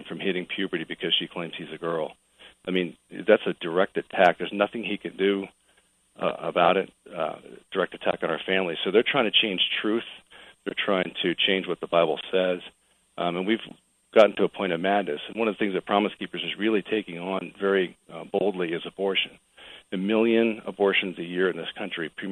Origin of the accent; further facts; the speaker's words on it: Portland, Oregon, United States; moved away as an adult; also born or lived in Los Angeles, California; I was actually raised in Portland